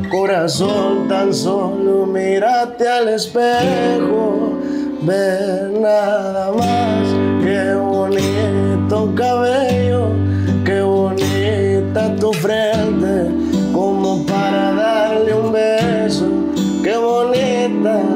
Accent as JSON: {"language": "Spanish", "town": "Tijuana", "region": "Baja California", "country": "Mexico", "said": "Sí, soy de Tijuana."}